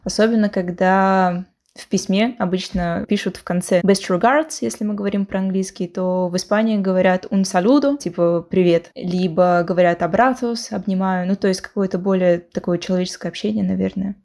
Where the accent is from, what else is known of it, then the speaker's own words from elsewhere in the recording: Moscow, Russia; now in Cádiz, Spain; я из Москвы